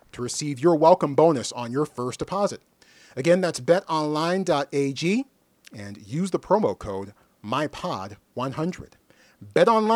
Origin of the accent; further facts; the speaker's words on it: United States; I am an American. I was born with the same civil rights that most of you were born